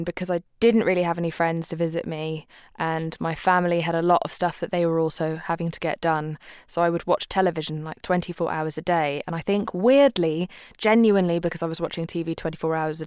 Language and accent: English; England, United Kingdom; also born or lived in Pakistan; I grew up in a time where England was incredibly racist towards people from Muslim backgrounds, and I came from Pakistan. So that was a really tricky time for my brother and I growing up in that country